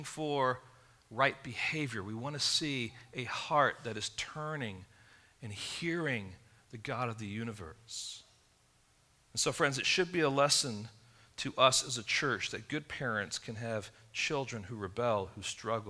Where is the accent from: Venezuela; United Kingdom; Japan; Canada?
United Kingdom; England; growing up in England